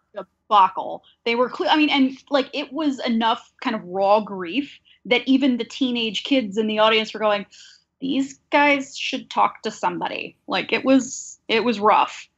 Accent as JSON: {"language": "English", "town": "Mobile", "region": "Alabama", "country": "United States", "tie": "born or raised there", "moved": "yes", "said": "I grew up in Mobile, Alabama, at the very top of the Gulf Coast"}